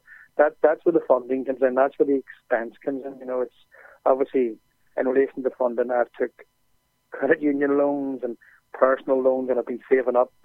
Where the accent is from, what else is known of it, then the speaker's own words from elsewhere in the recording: Ireland; also born or lived in Belfast; we're from Ireland